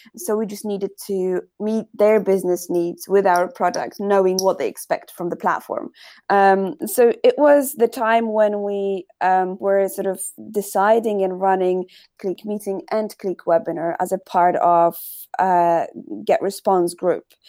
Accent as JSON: {"language": "English", "country": "Poland", "said": "we were proud that we are from Poland"}